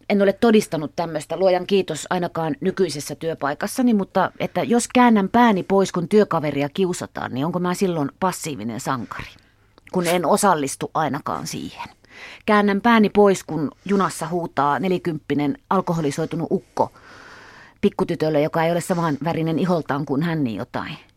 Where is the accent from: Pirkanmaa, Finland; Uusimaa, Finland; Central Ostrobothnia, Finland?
Central Ostrobothnia, Finland; Kalajoki